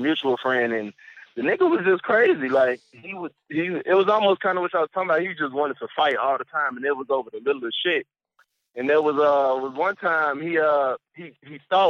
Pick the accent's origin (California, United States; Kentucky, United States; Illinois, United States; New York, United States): Illinois, United States; Chicago; I'm from Chicago